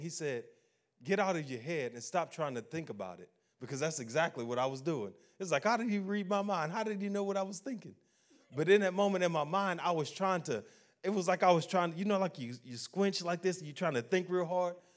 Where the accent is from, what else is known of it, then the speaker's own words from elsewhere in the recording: Baton Rouge, Louisiana, United States; I'm not from Alabama. I'm from, I'm from Baton Rouge